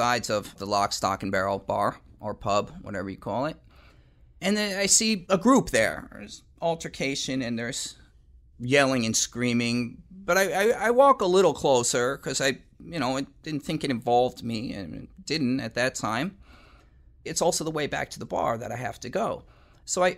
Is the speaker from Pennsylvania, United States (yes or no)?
no; Pleasantville, New York, United States; also born or lived in Yonkers, New York; I was living in Yonkers, New York, although I'm from Pleasantville